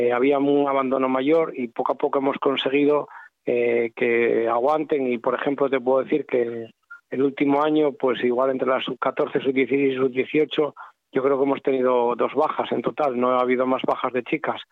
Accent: Lugones, Asturias, Spain; yo soy de Lugones

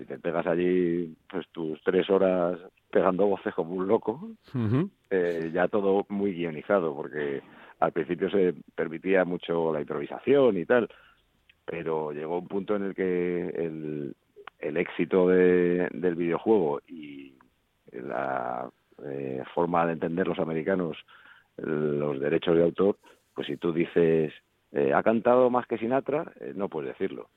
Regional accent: Madrid, Community of Madrid, Spain; also born or lived in Folgueras, Asturias; también me siento madrileño, claro, porque nací aquí. Pero es verdad que pasé tantos meses de mi vida, hasta los 20 años en, en Folgueras

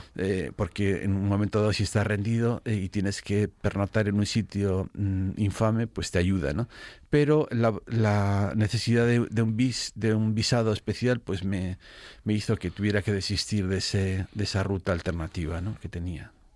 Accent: Spain

